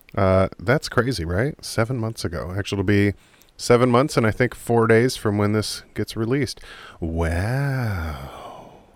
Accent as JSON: {"language": "English", "country": "United States", "said": "I'm an American"}